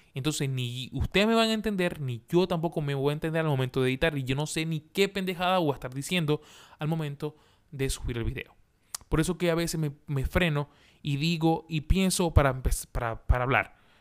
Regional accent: Maracaibo, Zulia, Venezuela; moved away as an adult; now in Santiago, Chile; soy venezolano de Maracaibo, de Maracaibo, de donde nace el sol. Allá, de allá soy yo.

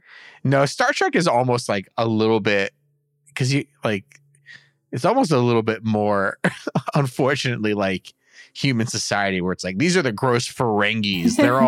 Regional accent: Alberta, Canada; I'm from Alberta. This is my goat.

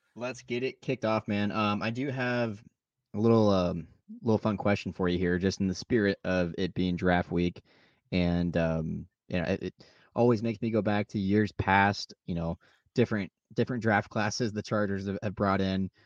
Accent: Nebraska, United States; we're from Nebraska

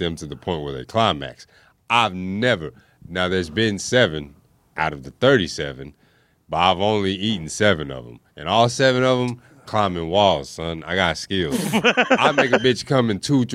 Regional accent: Dallas, Texas, United States; also born or lived in Oklahoma City, Oklahoma; I was born in Oklahoma City, but I grew up in Dallas

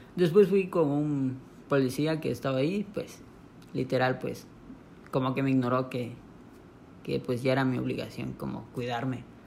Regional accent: Monterrey, Nuevo León, Mexico; moved away; also born or lived in Palenque; yo nací en Monterrey

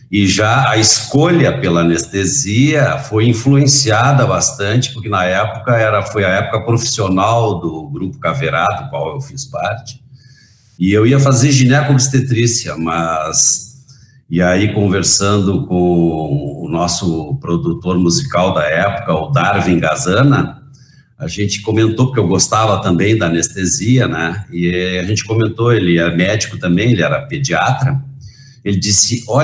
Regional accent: Rio Grande, Rio Grande do Sul, Brazil; born there; Eu nasci em Rio Grande e o meu pai, na época, tinha sido afastado do exército

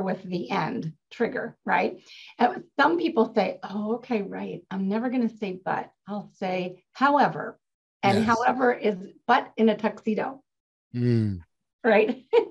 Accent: Maryland, United States; now in California, United States; I grew up in Maryland

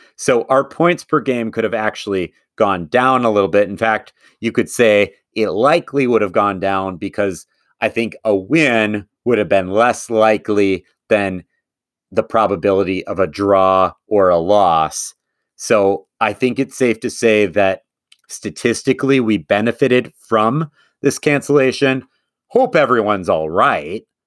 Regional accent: Madison, Wisconsin, United States; Madison, where I'm from

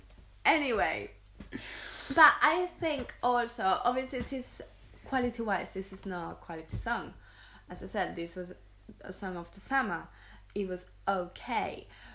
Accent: Seville, Andalusia, Spain; born or raised there

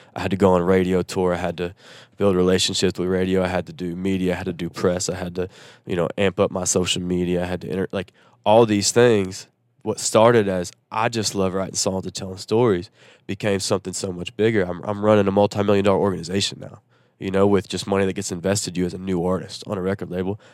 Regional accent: Nashville, Tennessee, United States; also born or lived in Chattanooga, Tennessee; growing up in Nashville

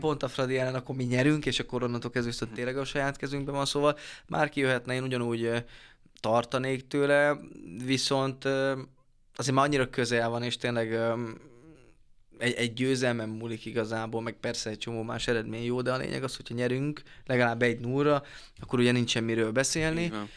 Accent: Debrecen, Hajdú-Bihar, Hungary; debreceni vagyok

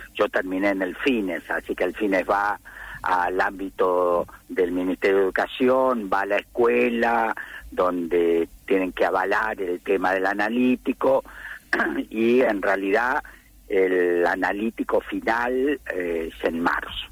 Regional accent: La Plata, Buenos Aires Province, Argentina; En el barrio, en el barrio donde yo vivía, centro urbano 1040 y 41, en el barrio urbano

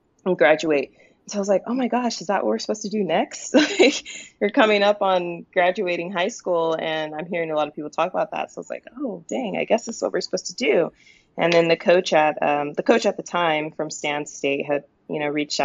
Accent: Modesto, California, United States; now in Turlock, United States; I grew up in Modesto specifically. I live in Turlock now. But I grew up in Modesto, went to school there.

